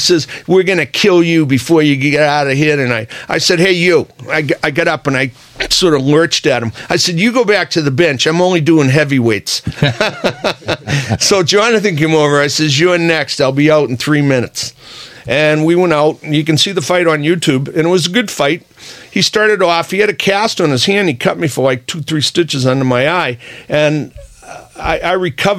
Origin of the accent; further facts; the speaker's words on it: Boston, Massachusetts, United States; also born or lived in Russia; And I'm from Dorchester.